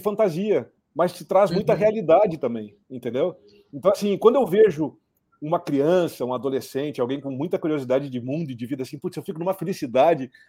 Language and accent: Portuguese; Cruz Alta, Rio Grande do Sul, Brazil; also born or lived in Porto Alegre / Rio de Janeiro; now in São Paulo, Brazil; eu nasci lá em Cruz Alta. É, de Cruz Alta fui para Porto Alegre, de Porto Alegre vim parar em São Paulo e nos últimos 22 anos estou aí entre São Paulo e Rio